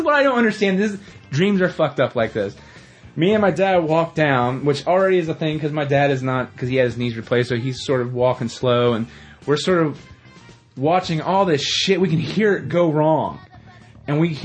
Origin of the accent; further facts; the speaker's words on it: West Jefferson, United States; the church we go to in my hometown, West Jeff